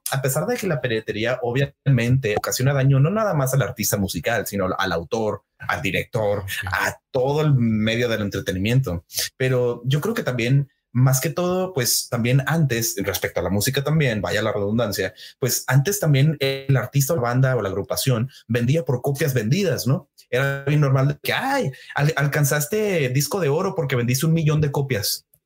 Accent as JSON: {"language": "Spanish", "region": "northern Mexico", "country": "Mexico", "said": "porque yo yo soy del norte, no no te lo había dicho, pero yo soy del norte de México, entonces nosotros también"}